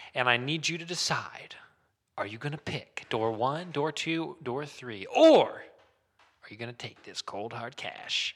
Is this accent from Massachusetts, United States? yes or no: no; Muncie, Indiana, United States; born or raised there